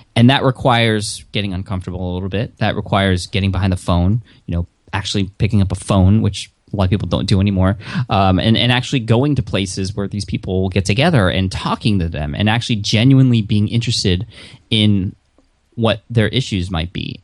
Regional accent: San Diego, California, United States; I am from San Diego

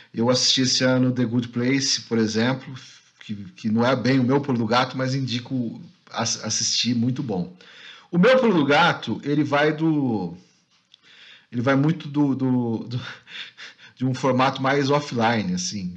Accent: São Paulo, Brazil; eu cresci em São Paulo

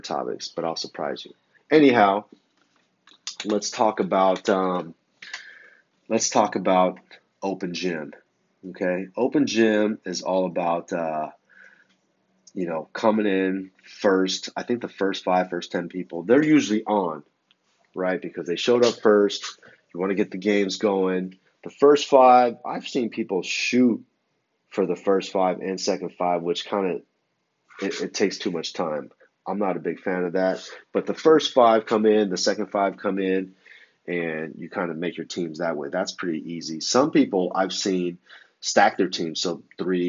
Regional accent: San Francisco Bay Area, California, United States; now in Los Angeles, United States; I'm from the San Francisco Bay Area. I've relocated to Los Angeles

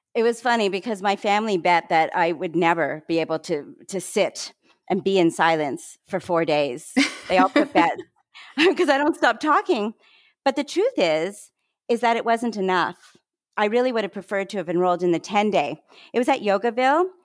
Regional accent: Canada; moved away as an adult; also born or lived in Toronto, Canada / Vancouver, Canada / Montreal, Canada; now in Maryland, United States; I'm Canadian. I'm now a dual citizen, actually

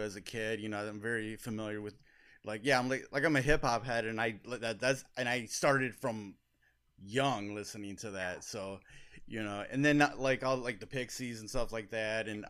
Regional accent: Detroit, Michigan, United States; I'm from Detroit

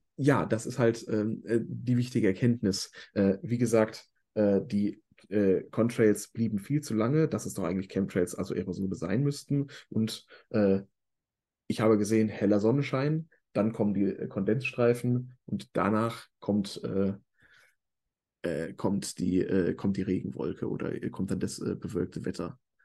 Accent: Ruhr area, North Rhine-Westphalia, Germany; also born or lived in Hamburg; ich komme halt aus dem Ruhrgebiet

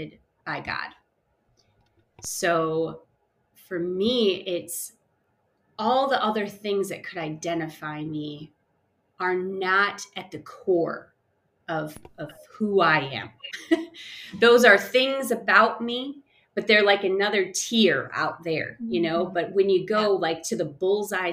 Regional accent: Chicago suburbs, Illinois, United States; moved away as an adult; now in Denver, United States; I grew up in the Chicago suburbs, moved around a bit in my early upbringing, and moved to Colorado after being married

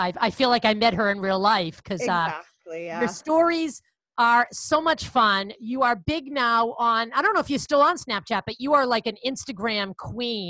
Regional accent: Boston, Massachusetts, United States; accent: Boston; I'm from Boston

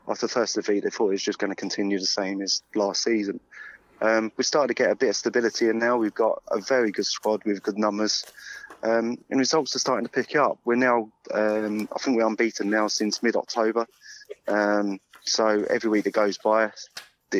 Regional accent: Plymouth, South West England, United Kingdom; I come from Plymouth

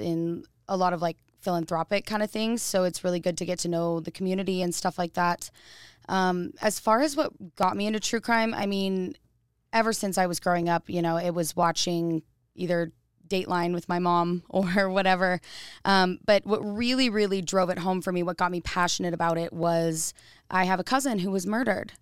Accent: Boise, Idaho, United States; I'm an Idaho native. Um, I was born in Boise, Idaho

